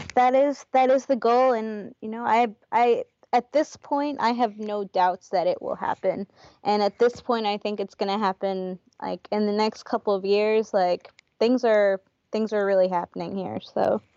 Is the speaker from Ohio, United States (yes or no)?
no; New York, United States; moved away as an adult; now in Portland, United States; I'm from New York.